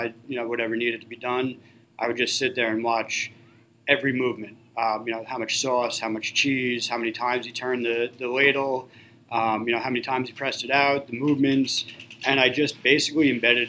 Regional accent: Levittown, New York, United States; I was born and raised in Levittown, actually, and I was lucky enough to be able to open up a business, my first pizzeria, in the town that I was born and raised

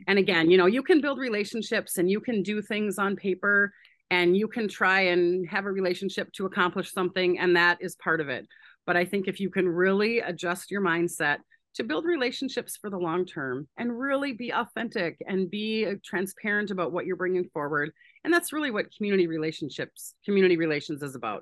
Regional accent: Saint Paul, Minnesota, United States; I'm from Saint Paul in Minneapolis, Minnesota, uh, born and raised here

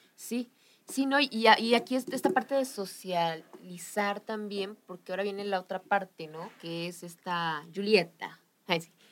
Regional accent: Mexico; como mexicanos nos damos cuenta

